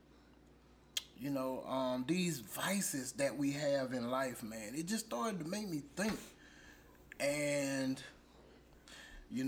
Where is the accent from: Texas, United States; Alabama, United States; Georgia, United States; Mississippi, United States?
Alabama, United States; Yes, I'm from Alabama